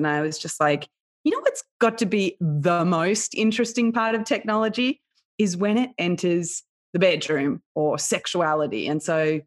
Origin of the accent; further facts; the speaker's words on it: Australia; I had what would be somewhat of a typical experience growing up in Australia